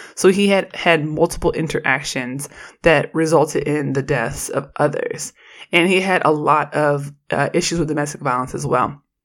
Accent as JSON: {"language": "English", "town": "Oakland", "region": "California", "country": "United States", "said": "I'm from Oakland"}